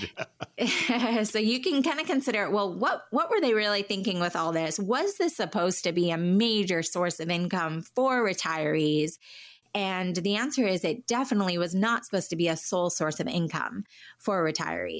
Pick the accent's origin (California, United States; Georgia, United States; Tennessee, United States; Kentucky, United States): California, United States; Southern; also born or lived in Washington, D.C.; I was born on the East Coast in D C, but moved to Southern California as a real young child and then have lived here most of my life